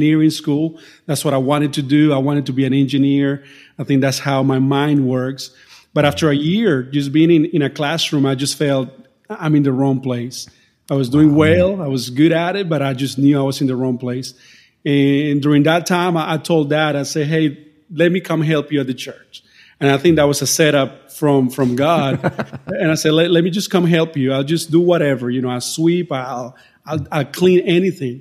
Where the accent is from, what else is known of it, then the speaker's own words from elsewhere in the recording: Colombia; first language Spanish; English is a second language; moved away as an adult; now in North Carolina, United States; I grew up in South America, in the nation of Colombia, grew up in a Christian home